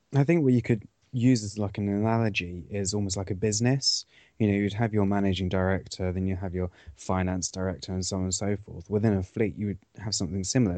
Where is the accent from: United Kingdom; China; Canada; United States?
United Kingdom; Cornwall, South West England; I come from Cornwall